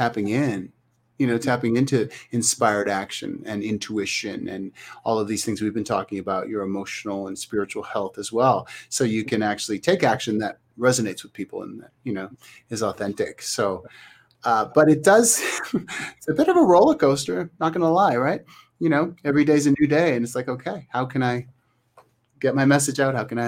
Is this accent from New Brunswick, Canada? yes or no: no; Thunder Bay, Ontario, Canada; moved away; Thunder Bay is my hometown in Canada.